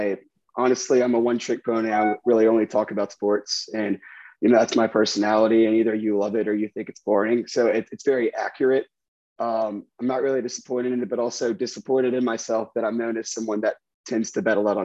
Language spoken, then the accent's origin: English; Alabama, United States; moved away; They didn't believe that I was from Alabama.